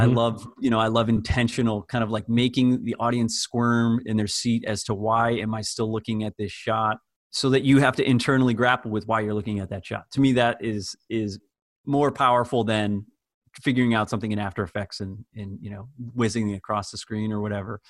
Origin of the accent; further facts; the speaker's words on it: outside Springfield, Western Massachusetts, United States; I grew up in Western Massachusetts, uh, just outside of Springfield, Massachusetts.